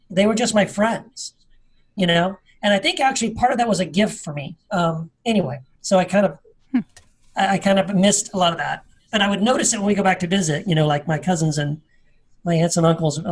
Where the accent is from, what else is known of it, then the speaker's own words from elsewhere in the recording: Tennessee, United States; I was born in Tennessee, a small town of Tennessee